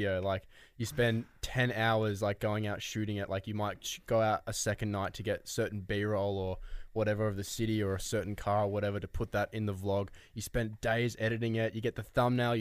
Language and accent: English; Melbourne, Victoria, Australia; We're from Melbourne